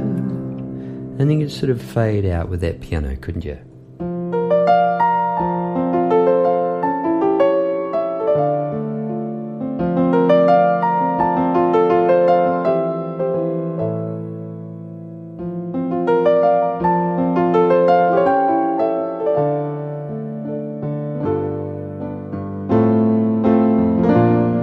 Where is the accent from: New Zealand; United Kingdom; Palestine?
New Zealand; moved away as an adult; now in Melbourne, Australia; As a Kiwi